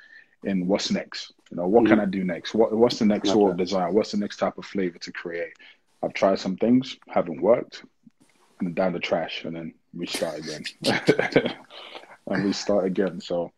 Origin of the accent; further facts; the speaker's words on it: Niger; I remember growing up in Niger, my mom used to make like a massive bowl of it